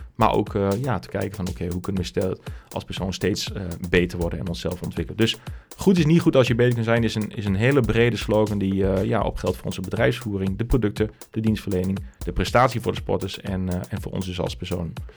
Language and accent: Dutch; Westerhaar, Overijssel, Netherlands; accent: Twents; also born or lived in Hengelo; opgegroeid in Westerhaar, klein plaatsje in Twente